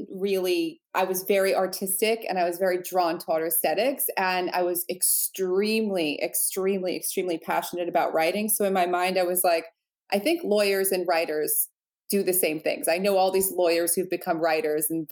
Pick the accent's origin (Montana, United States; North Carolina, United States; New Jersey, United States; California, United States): New Jersey, United States; I grew up in New Jersey, right outside of New York.